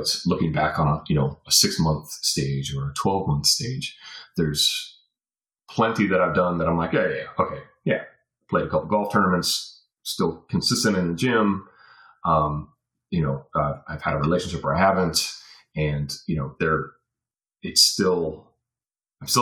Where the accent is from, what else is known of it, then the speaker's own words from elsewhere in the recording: Virginia Beach, Virginia, United States; moved away as an adult; also born or lived in Fayetteville, North Carolina / Colorado / Europe; now in Florida, United States; I call Virginia Beach home. I went to elementary school, middle school, high school in Virginia Beach, Virginia. I was born in Fayetteville, North Carolina, and I was in North Carolina until I was 10